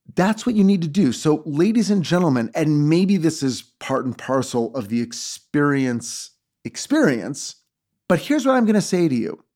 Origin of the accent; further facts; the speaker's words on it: Los Angeles, California, United States; I'm from Los Angeles. I was born here. I live here.